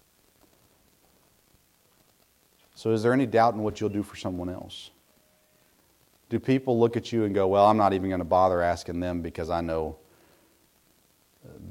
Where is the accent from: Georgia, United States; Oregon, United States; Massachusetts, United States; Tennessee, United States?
Tennessee, United States; Middle; I grew up in Middle Tennessee